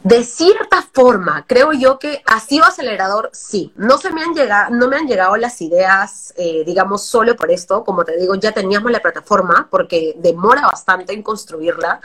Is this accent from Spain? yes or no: no; Trujillo, La Libertad, Peru; now in Lima, Peru; Yo vengo de provincia, como te digo, soy de Trujillo, y crecer en algo donde, en una ciudad que no es Lima, es bien complicado